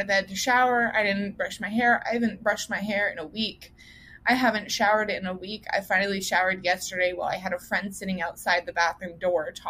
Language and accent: English; Colorado, United States; now in Kentucky, United States; I'm originally from Colorado. My parents now live in Florida